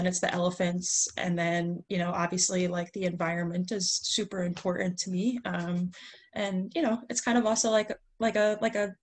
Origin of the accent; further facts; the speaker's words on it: Pennsylvania, United States; I grew up in Pennsylvania in the mountains